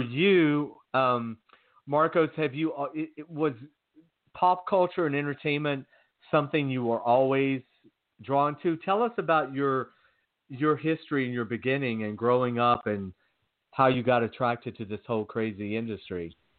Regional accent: Georgia, United States; growing up in Georgia

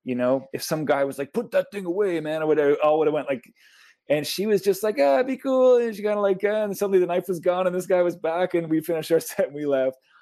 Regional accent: St. John's, Newfoundland and Labrador, Canada; also born or lived in Nova Scotia; now in Hamilton, Canada; born in Nova Scotia. I grew up in St. John's, and now I live in Hamilton

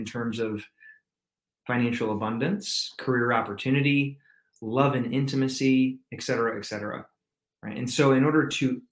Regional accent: Michigan, United States; also born or lived in California; now in Atlanta, United States; I'm originally from Michigan, believe it or not, but I reside in Atlanta, Georgia these days

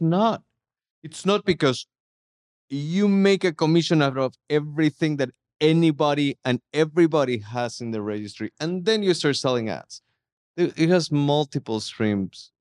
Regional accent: Mexico City, Mexico; moved away; also born or lived in Dallas; I'm from Mexico City

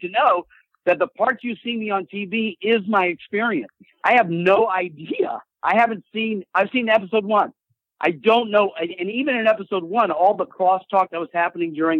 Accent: South Carolina, United States; I'm from South Carolina

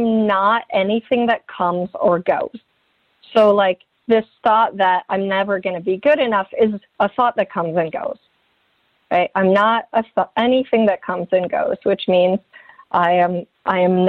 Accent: Midwest, United States; moved away; I came from the Midwest

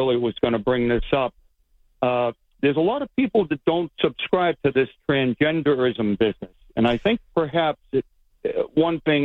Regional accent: Boston, Massachusetts, United States; moved away; I'm your buddy from Jamaica Plain originally there over the border

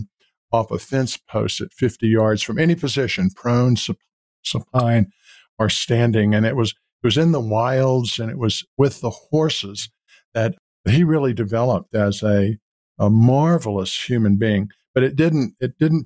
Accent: Baton Rouge, Louisiana, United States; there were four of us growing up in Baton Rouge, Louisiana

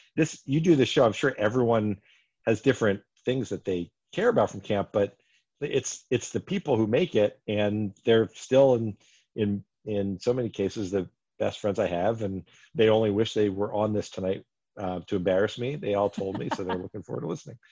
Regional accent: Bethlehem, Pennsylvania, United States; I grew up in Northeast Pennsylvania, Bethlehem.

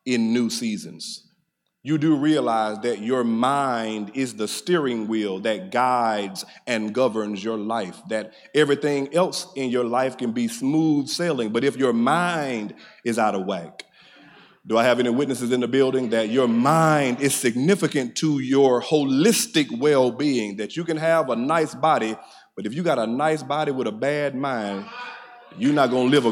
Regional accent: Middle Georgia, United States; I'm your cousin from Middle Georgia

